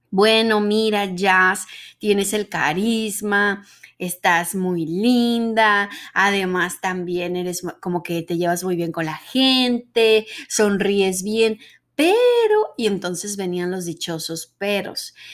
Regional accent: Mexico; accent: Mexican neutral accent; A pesar de que decían en el medio que siendo mexicana y teniendo el dichoso acento neutro, que yo pienso que yo ya no lo tengo, pero bueno, el dichoso acento neutro mexicano

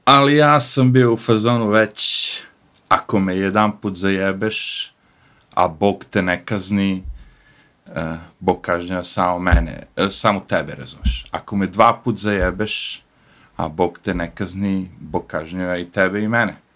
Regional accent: Serbia; pošto ja dolazim iz Jugoslavije, ili tako, na kraju kraja Srbije.

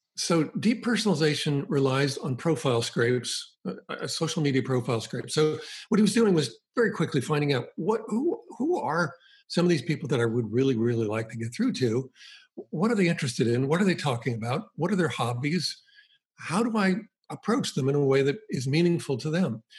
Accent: Boston, Massachusetts, United States; I grew up in the Boston area

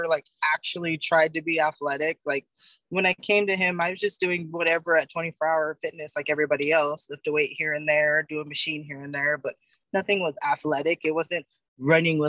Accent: Fontana, California, United States; growing up in Fontana, my grandmother and my grandfather actually built a house there when I was 4 years old. So I spent all of my high school, junior high, elementary, was around Fontana, San Bernardino, Riverside

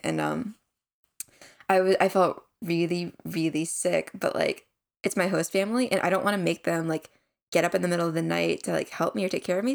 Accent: United States; we are Korean American siblings just out of college.

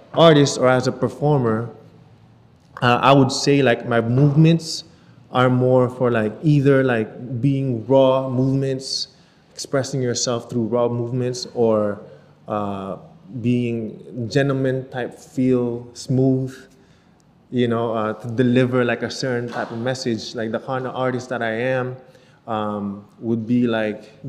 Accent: Canada; moved away as an adult; now in Philippines; me growing up in Canada

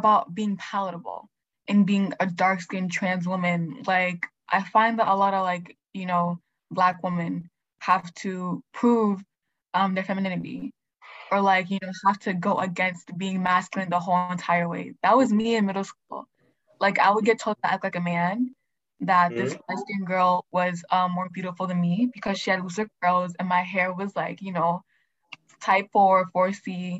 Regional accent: Nigeria; I was also raised by, like, West African parents. Like, I'm Nigerian.

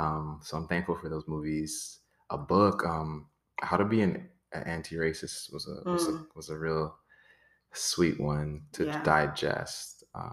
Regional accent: Florida, United States; also born or lived in Brooklyn, New York; Born in Brooklyn, New York, family's Trinidadian, kind of grew up in South Florida.

